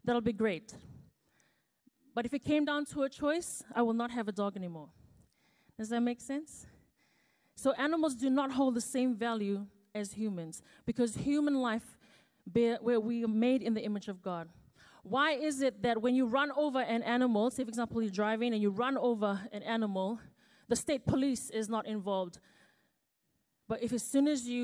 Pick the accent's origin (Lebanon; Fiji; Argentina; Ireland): Fiji; now in New Zealand; I was actually born and raised in Fiji before I moved here to New Zealand.